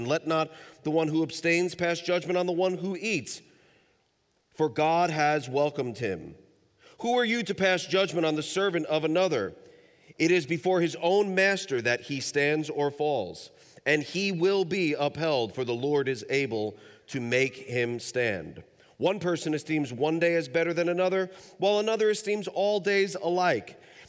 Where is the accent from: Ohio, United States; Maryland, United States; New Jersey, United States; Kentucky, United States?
Kentucky, United States; I mean, we hail from Kentucky, a landlocked state